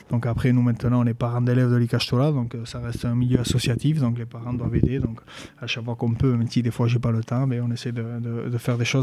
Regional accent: Basque Country, France; Euh, moi, j'ai toujours grandi ici. Euh, je suis né au Pays-Bas. J'ai toujours parlé en basque aussi.

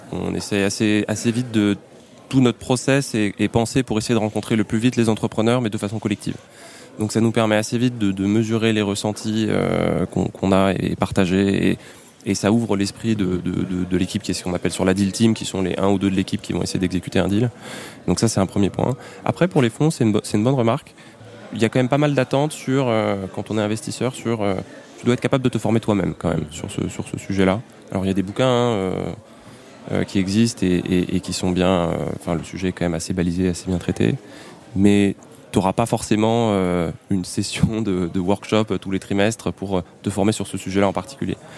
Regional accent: Paris, Île-de-France, France; j'ai grandi à Paris

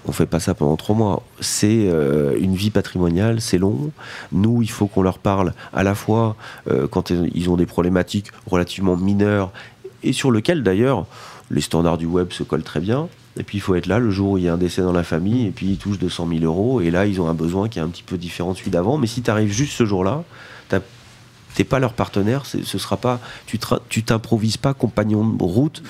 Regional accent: Vannes, Brittany, France; je suis né à Vannes

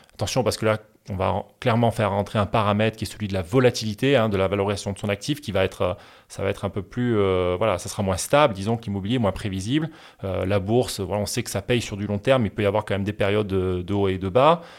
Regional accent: France; moved away as an adult; now in Barcelona, Spain; originaire du sud de la France et où j'ai grandi dans les Pyrénées

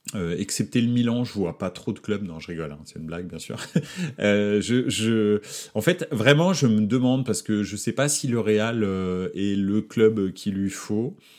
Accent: Paris, Île-de-France, France; je suis né à Paris

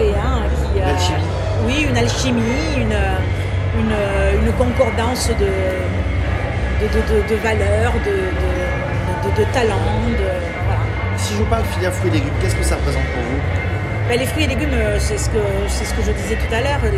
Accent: Landes, Nouvelle-Aquitaine, France; moved away as an adult; also born or lived in Bordeaux; now in Paris, France; je suis née dans les Landes, euh, avec un peu de sang basque aussi, je dis, mais, euh, mais c'est vrai que je suis née, j'ai grandi dans les Landes, je suis passée par Bordeaux quand même, où j'ai euh, étudié pendant 5 ans.

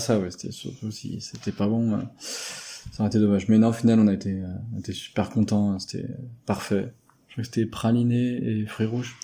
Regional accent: Berry, Centre-Val de Loire, France; vers chez nous, dans le Berry

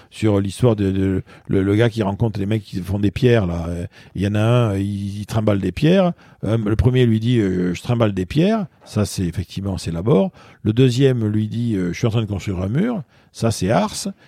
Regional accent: Paris, Île-de-France, France; moi je suis parisien, donc je prends un exemple très parisien

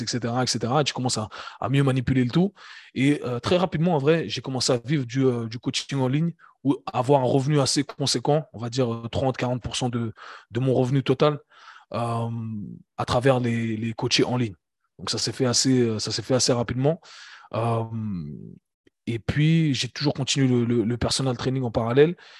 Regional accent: Geneva, Switzerland; also born or lived in United States; j'ai grandi à Genève, j'ai grandi en Suisse.

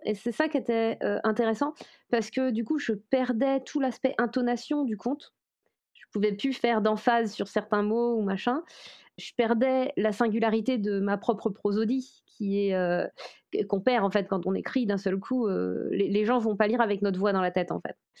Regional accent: Brocéliande, Brittany, France; je viens de Bretagne, où il y a une très forte... Enfin, précisément, je viens de Brocéliande en Bretagne

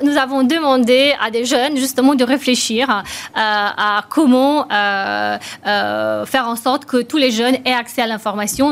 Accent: Romania; moved away; je suis née en Roumanie, donc j'ai connu le, communisme

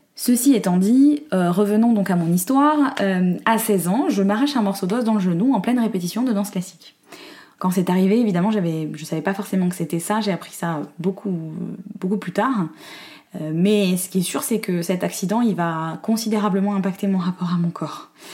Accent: Corsica, France; je suis née et j'ai grandi en Corse

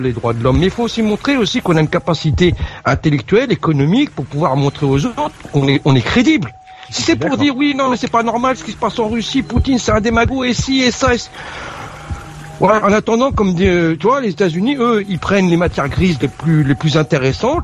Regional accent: France; en tant que Français

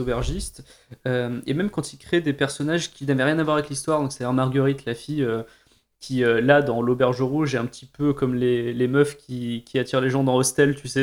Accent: Montélimar, Auvergne-Rhône-Alpes, France; on est originaire de Montélimar

